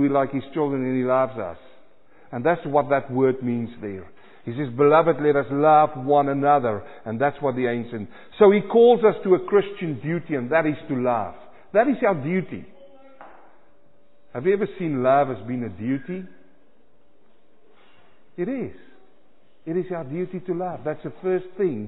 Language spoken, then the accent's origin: English; South Africa; moved away; I was born in South Africa